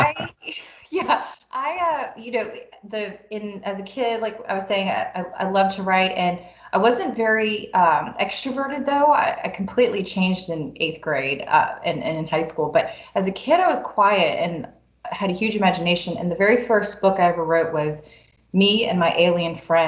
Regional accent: New Orleans, Louisiana, United States; when we were growing up in New Orleans

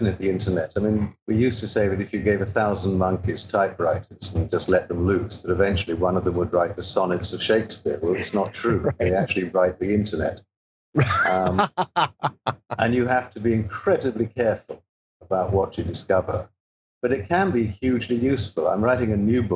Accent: England, United Kingdom; moved away; I grew up in England and I was educated there

